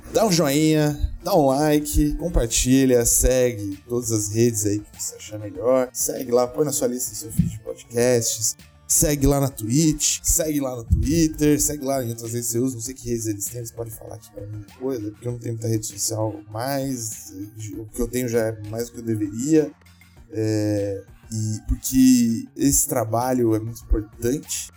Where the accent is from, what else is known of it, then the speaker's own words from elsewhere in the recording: Brazil; a gente é brasileiro ainda por cima